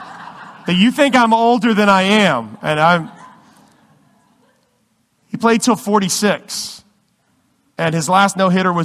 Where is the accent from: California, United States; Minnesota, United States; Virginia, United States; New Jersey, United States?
Virginia, United States; I grew up in Virginia, and we don't have any baseball teams